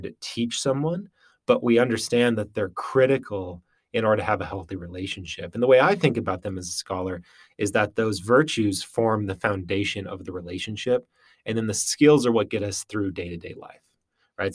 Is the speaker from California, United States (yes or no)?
no; Western Wisconsin, United States; moved away as an adult; also born or lived in Utah / Minnesota; I grew up in Western Wisconsin, uh, my whole life.